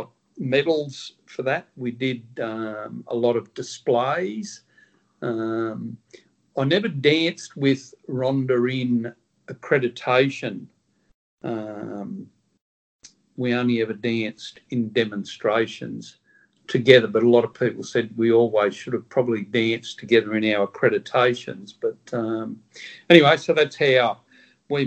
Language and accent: English; Griffith, New South Wales, Australia; moved away as an adult; also born or lived in Sydney, Australia; now in Northern Territory, Australia; I'm a New South Wales boy. I was born in Griffith.